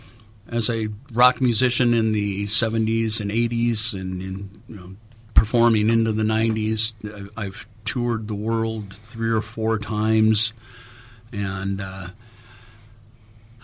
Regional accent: Los Angeles, California, United States; Born and raised in Los Angeles as a musician

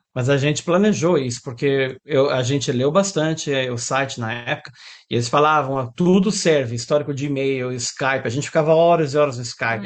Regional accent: Brazil; moved away as an adult; also born or lived in São Paulo, Brazil / Dubai, United Arab Emirates; Eu estava procurando uma mudança, saí do Brasil, isso foi 2007

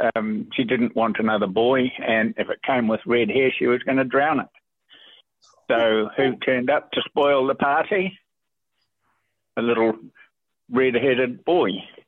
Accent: Hamilton, Waikato, New Zealand; I was actually born in the Waikato in Hamilton Hospital.

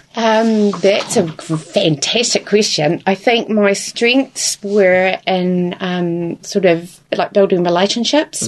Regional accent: Invercargill, Southland, New Zealand; also born or lived in Dunedin; now in Invercargill, New Zealand; I'm originally from Invercargill, um, was in Dunedin for tw- about 20 years

